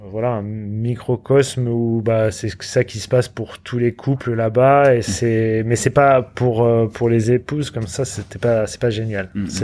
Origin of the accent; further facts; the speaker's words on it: United States; now in France; bah, comme je suis américain, je paierai des taxes aux États-Unis toute ma vie.